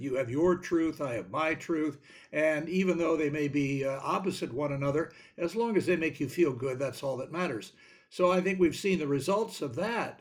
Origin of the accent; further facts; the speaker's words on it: Washington, District of Columbia, United States; when I was growing up in Washington